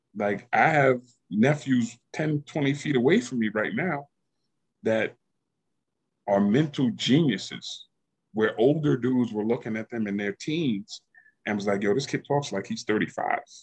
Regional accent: Yonkers, New York, United States; the city that I grew up

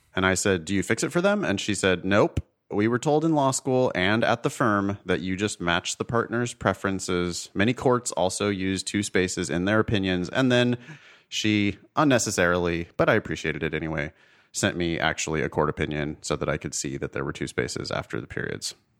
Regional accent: Ripon, California, United States; moved away as an adult; now in Los Angeles, United States; the drive from L A to my hometown of Ripon

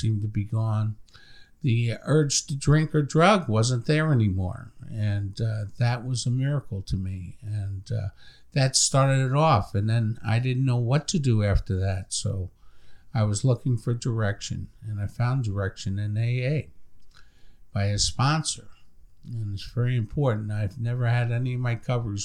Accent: Long Island, New York, United States; moved away; I'm from New York originally

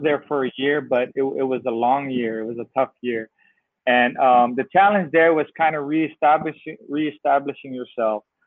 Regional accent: San Francisco, California, United States; I grew up in San Francisco, California.

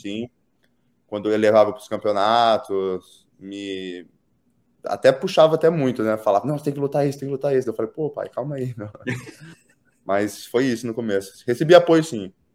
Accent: Pederneiras, São Paulo, Brazil; moved away as an adult; also born or lived in United States; eu nasci e eu nasci fui criado na cidade de Pederneiras. É uma cidade no interior de São Paulo

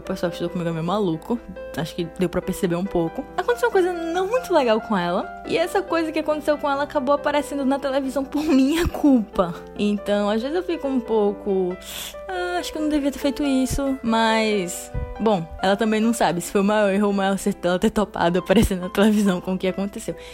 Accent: Pernambuco, Brazil

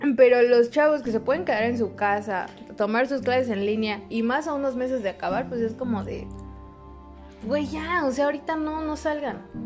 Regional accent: State of Mexico, Mexico; somos del estado de México

